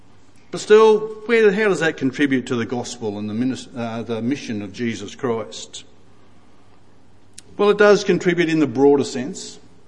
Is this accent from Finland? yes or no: no; Ipswich, Queensland, Australia; Now, I can say that I was born in Ipswich, so I grew up in Ipswich, so I know about Ipswich.